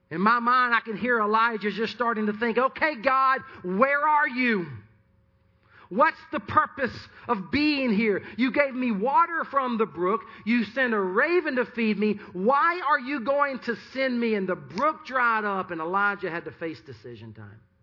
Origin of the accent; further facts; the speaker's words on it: Sumter, South Carolina, United States; Sumter, which is my hometown